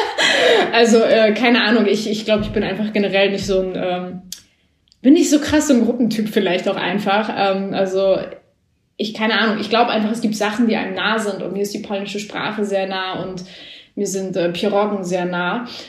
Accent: a village in northern Germany, Germany; now in Berlin, Germany; es gab so eine Brücke bei uns im Dorf, die genau zwischen dem Haus, wo ich groß geworden bin

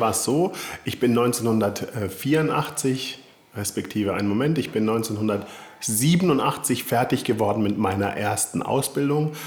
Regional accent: Konstanz, Baden-Württemberg, Germany; ich komme aus äh, Süddeutschland

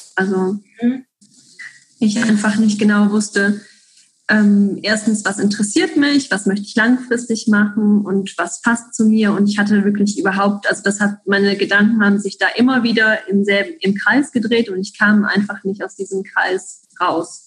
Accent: German-speaking part of Belgium, German-speaking Community of Belgium, Belgium; accent: Hochdeutsch; now in Switzerland; Ich komme ursprünglich aus Belgien, dem deutschsprachigen Teil in Belgien, deshalb auch mein Hochdeutsch sozusagen

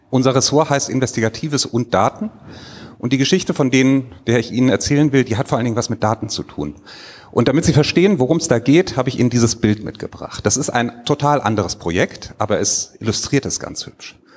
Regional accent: Rhineland, Germany; ich komme aus dem Rheinland und wenn man da aufgewachsen ist, weiß man sofort, was man da sieht

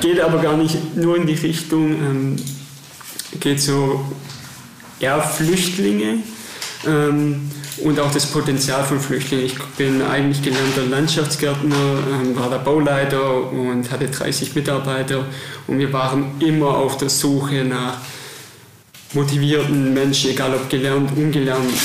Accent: Germany; uns als Deutsche

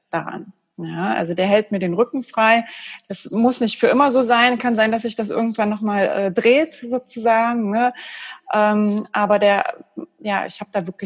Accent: East Germany, Germany; Ich bin auch ein Kind des Ostens, für mich war das normal, das war überhaupt gar keine Diskussion.

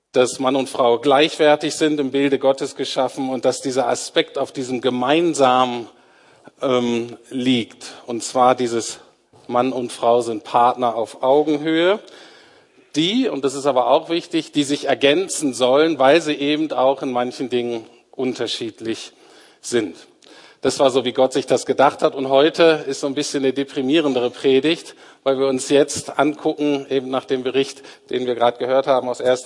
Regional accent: Germany; wir Deutsche

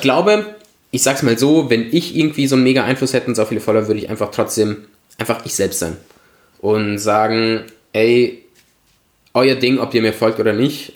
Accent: Germany; moved away as an adult; also born or lived in Italy; now in Vienna, Austria; ich ja als Italiener in Deutschland aufgewachsen bin

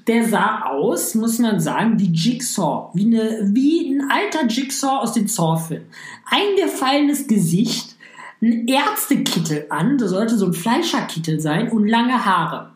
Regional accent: Düsseldorf, North Rhine-Westphalia, Germany; Ich komme aus Düsseldorf

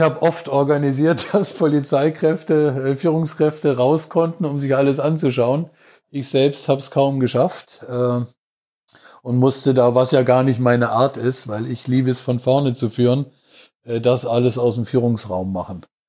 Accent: Laupheim, Baden-Württemberg, Germany; moved away; also born or lived in Frankfurt / Moscow / Berlin; komme gebürtig aus Baden-Württemberg, aus Laubheim in der Nähe von Ulm, bin aber äh, über Frankfurt, Moskau, Berlin, ja eigentlich schon fast in jedem Winkel, äh, zumindest Deutschlands und auch teilweise im Ausland gewesen.

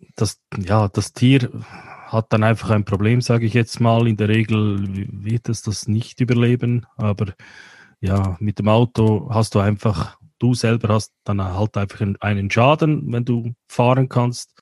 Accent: Central Switzerland, Switzerland; bei uns in der Zentralschweiz

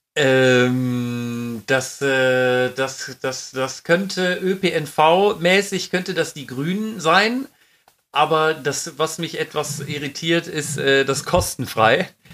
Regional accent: Düsseldorf, North Rhine-Westphalia, Germany; weil wir aus Düsseldorf kommen

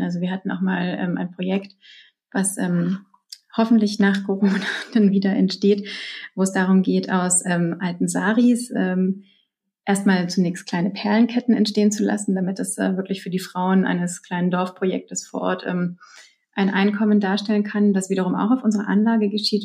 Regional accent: Germany; bei uns in Deutschland

